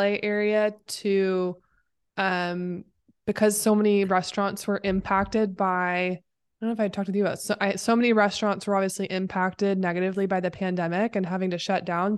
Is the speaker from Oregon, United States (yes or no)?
yes; Oregon, United States; moved away as an adult; now in Los Angeles, United States; I am based in L A. I am from Oregon originally, but I've lived in SoCal area for Lord, including college.